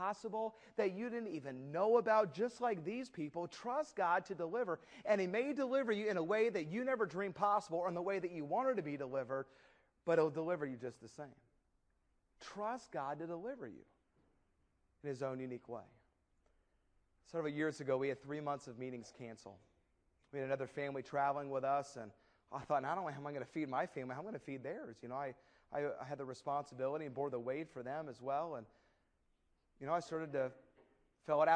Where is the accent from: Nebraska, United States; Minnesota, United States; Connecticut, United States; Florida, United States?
Minnesota, United States; moved away; also born or lived in Indianapolis; We had a car like that growing up in Minnesota